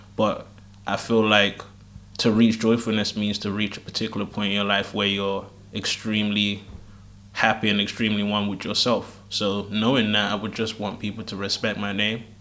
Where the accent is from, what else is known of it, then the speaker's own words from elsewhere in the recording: United Kingdom; I was born here